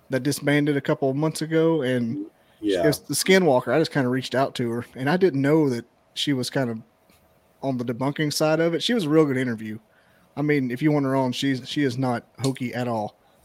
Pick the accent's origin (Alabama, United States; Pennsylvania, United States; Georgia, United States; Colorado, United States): Alabama, United States; Scottsboro; So I started off with friends from back home, because I'm from Scottsboro. So I had just small towns. Everybody knew everybody.